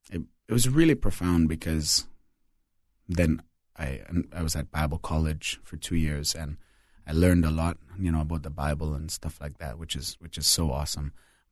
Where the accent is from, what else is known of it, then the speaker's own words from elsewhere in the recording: Trinidad & Tobago; also born or lived in Alberta, Canada; So I was born in Alberta, Canada. But at 2 months old, my parents moved to the Caribbean as missionaries. And so I spent 18 years in multiple different Caribbean islands, mostly Trinidad and Tobago.